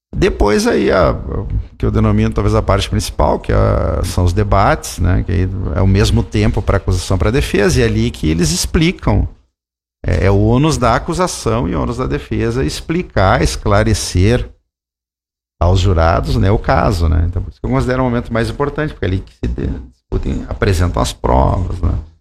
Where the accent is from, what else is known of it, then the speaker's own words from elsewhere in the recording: Santa Maria, Rio Grande do Sul, Brazil; sou de Santa Maria